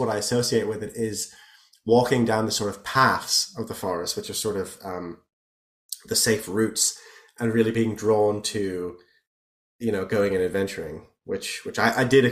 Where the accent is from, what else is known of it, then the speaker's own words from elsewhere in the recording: the Taunus, near Frankfurt, Hesse, Germany; I grew up, I'm half Irish and half German, and I grew up in a region of Germany near Frankfurt called the Taunus